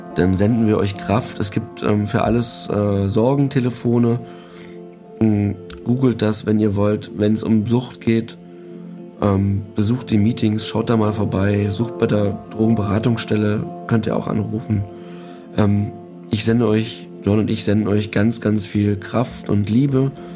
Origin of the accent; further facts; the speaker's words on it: eastern Germany, Germany; ich bin ja im, im Ostteil Deutschlands groß geworden